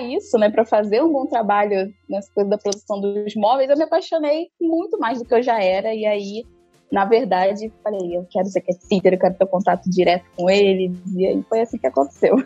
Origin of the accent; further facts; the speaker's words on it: Rio de Janeiro, Brazil; sou do Rio de Janeiro, atendo Rio de Janeiro e Niterói também